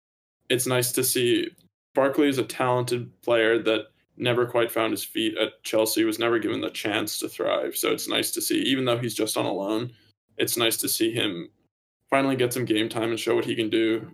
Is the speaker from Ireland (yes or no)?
yes; Ireland; It was heartbreaking again for me as an Irish football fan. We just couldn't get the job done.